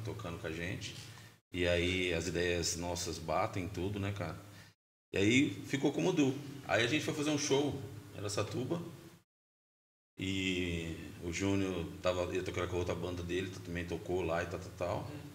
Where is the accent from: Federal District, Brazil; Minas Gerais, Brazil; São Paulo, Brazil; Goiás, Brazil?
São Paulo, Brazil; Presidente Prudente; Eu sou de Prudente, moro lá, resido lá, trampo lá.